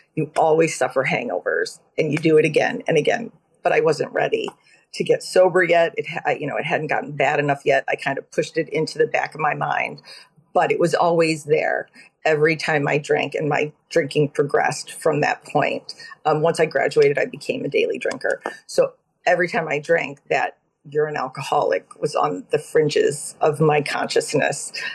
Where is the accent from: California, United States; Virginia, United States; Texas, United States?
Texas, United States; Austin; moved away as an adult; also born or lived in Cleveland, Ohio / Syracuse, New York / Manhattan, New York; now in Connecticut, United States; I grew up in Cleveland, Ohio, and in Austin, Texas